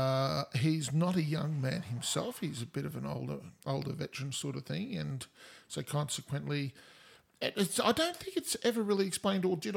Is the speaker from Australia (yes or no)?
yes; Australia; we're Australian